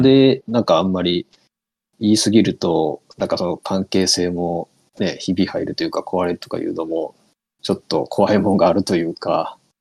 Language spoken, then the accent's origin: Japanese; Kitakyushu, Fukuoka, Japan; now in Kagawa, Japan; もともとね、九州で、出身なんですよ。